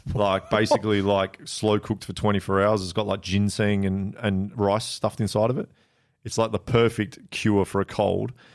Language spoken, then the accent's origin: English; Blackburn, North West England, United Kingdom; moved away; also born or lived in South Korea; So I was born in Blackburn